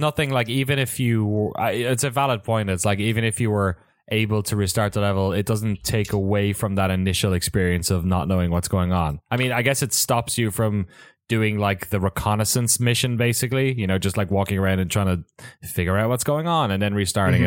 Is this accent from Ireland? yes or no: yes; Ireland; moved away as an adult; also born or lived in San Francisco, United States; now in San Francisco Bay Area, United States; I grew up in Ireland